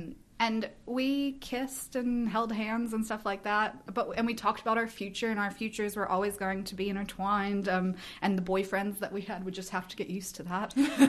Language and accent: English; the South, United States; my growing up in the South largely impacted that.